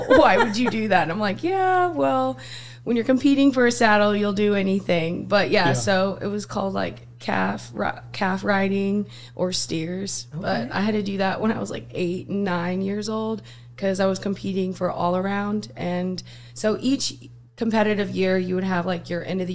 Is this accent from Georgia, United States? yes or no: no; Westphalia, Missouri, United States; moved away; also born or lived in Jefferson City, Missouri; I originally, though, grew up in a town just outside of Jeff. It's called Westphalia, Missouri.